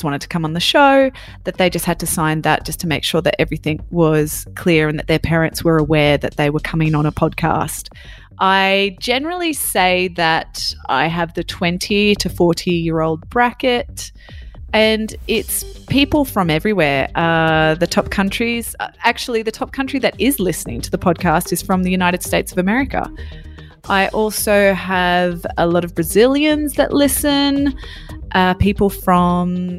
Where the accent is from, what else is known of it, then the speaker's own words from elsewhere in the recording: Australia; now in France; I'm from Australia and I'm currently living in France.